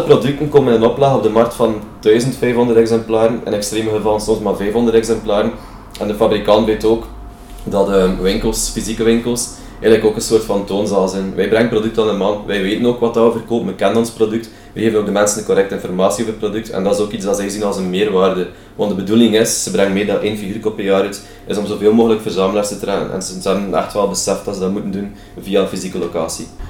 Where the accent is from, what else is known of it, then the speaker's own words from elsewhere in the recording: Belgium; als Belg